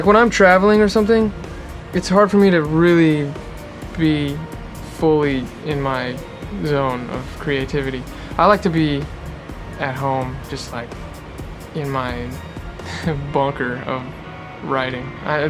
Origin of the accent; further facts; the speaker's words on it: Los Angeles, California, United States; I'm from like the outer parts of LA. Okay. So yeah, I've been in LA my whole life.